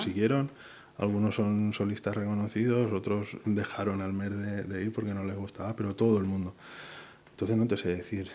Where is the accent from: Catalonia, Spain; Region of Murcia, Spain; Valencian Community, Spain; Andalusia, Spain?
Valencian Community, Spain; Buñol; moved away as an adult; also born or lived in Burgos; now in Pontevedra, Spain; soy valenciano. Soy un pueblo que se llama Buñol